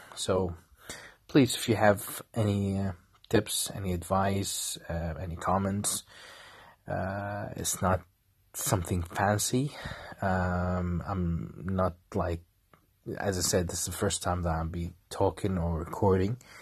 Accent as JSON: {"language": "English", "country": "Kuwait", "said": "I'm from Kuwait."}